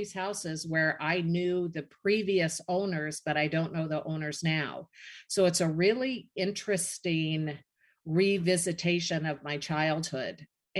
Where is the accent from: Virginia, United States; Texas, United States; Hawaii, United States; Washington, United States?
Washington, United States; Seattle; moved away as an adult; also born or lived in Arizona; I am like three blocks away from where I grew up in Seattle.